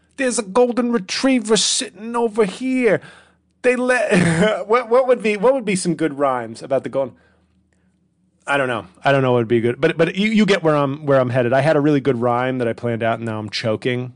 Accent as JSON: {"language": "English", "town": "New York City", "region": "New York", "country": "United States", "tie": "born or raised there", "said": "I was born in Washington Heights at Columbia Presbyterian."}